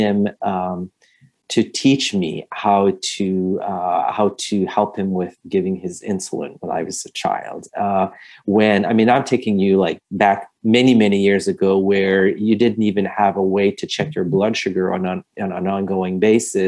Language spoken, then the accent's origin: English; Montreal, Quebec, Canada; moved away; I'm originally from Montreal, Canada.